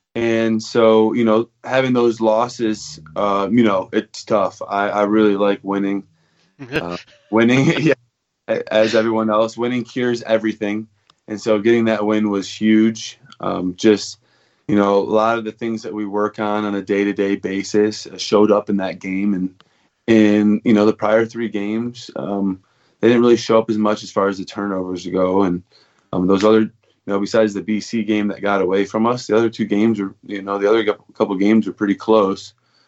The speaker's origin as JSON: {"language": "English", "town": "Novi", "region": "Michigan", "country": "United States", "tie": "born or raised there", "said": "which is about 20 minutes outside of Detroit. And I grew up there. I went to high school there, public school, Novi High School."}